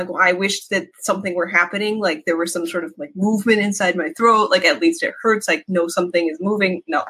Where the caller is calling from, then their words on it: San Francisco, California, United States; Yeah. In San Francisco area.